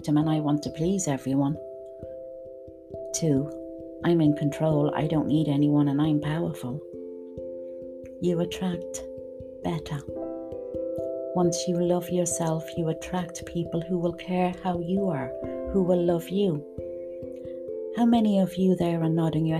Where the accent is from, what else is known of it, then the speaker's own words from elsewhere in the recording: Dublin, Leinster, Ireland; moved away; I'm originally from Dublin